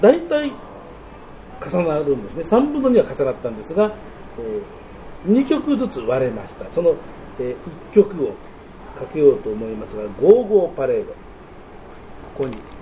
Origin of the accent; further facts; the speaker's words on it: Tokyo, Japan; also born or lived in Shizuoka; 僕その生まれは東京なんですけど親が2人とも静岡で